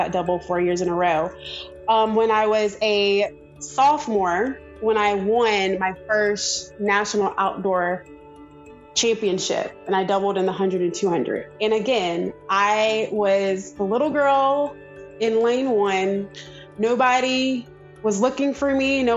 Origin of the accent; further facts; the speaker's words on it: Georgia, United States; I am from Georgia